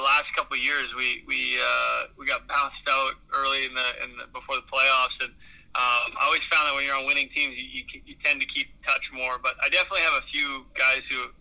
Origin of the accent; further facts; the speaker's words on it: Regina, Saskatchewan, Canada; I grew up in Regina